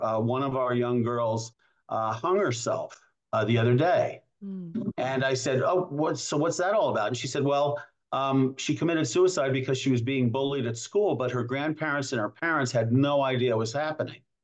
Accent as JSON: {"language": "English", "region": "New York", "country": "United States", "moved": "yes", "lives_now": "Asheville, United States", "said": "I'm from New York"}